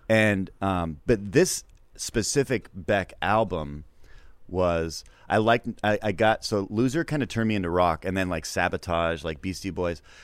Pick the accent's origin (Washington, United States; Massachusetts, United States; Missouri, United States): Washington, United States; Seattle; I'm born in seventy-nine and I'm from Seattle.